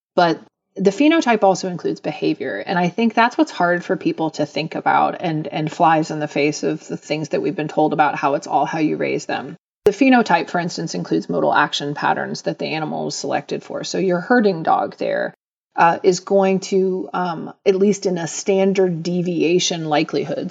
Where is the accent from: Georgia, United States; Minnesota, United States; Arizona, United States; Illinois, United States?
Georgia, United States; Atlanta; I grew up in Atlanta in the seventies and eighties